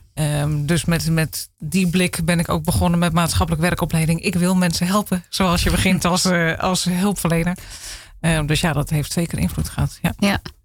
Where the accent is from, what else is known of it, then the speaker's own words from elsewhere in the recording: Zaanstreek, North Holland, Netherlands; Ik ben geboren in de Zaanstreek